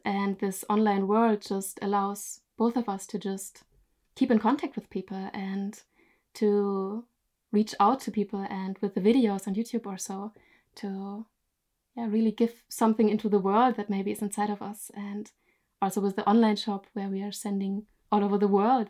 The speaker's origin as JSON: {"language": "English", "country": "Germany", "moved": "as an adult", "lives_now": "Norway", "said": "I'm originally from Germany, but I live in Norway since three years from now"}